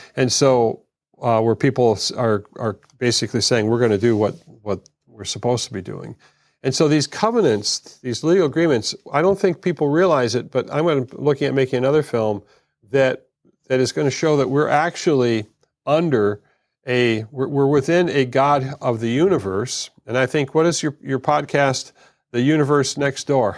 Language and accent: English; United States; being an American